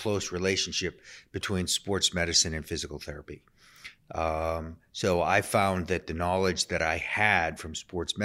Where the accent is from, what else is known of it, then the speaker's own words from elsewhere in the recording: outside of Boston, Massachusetts, United States; moved away; also born or lived in Philadelphia; I grew up outside of Boston